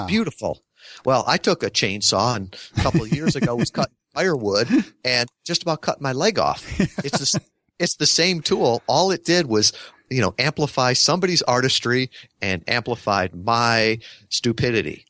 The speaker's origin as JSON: {"language": "English", "region": "Midwest", "country": "United States", "tie": "born or raised there", "said": "I grew up in the Midwest"}